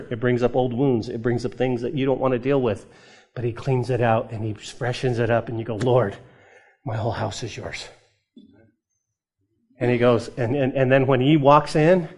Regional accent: New Mexico, United States; Growing up in New Mexico, when I was a kid, we weren't given allowance

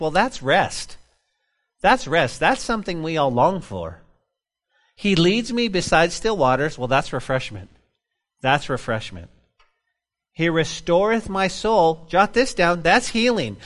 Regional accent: New Mexico, United States; moved away; my home state

